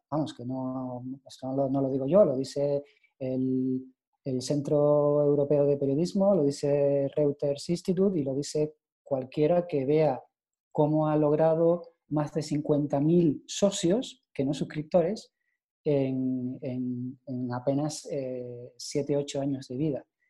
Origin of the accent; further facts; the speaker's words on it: Canary Islands, Spain; yo como soy de de Canarias